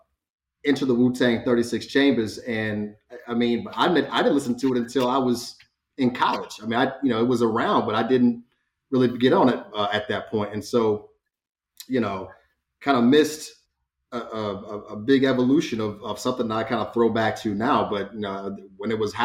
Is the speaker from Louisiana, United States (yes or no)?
yes; Louisiana, United States; born there; I was born in Northern Louisiana, when my, you know, mother was stationed up there. She was Air Force. It ended up in North Carolina, you know, in, I think, 96.